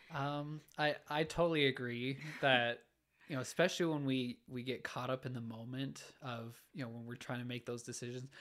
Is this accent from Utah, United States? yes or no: yes; Orem, Utah, United States; I grew up in Orem, Utah.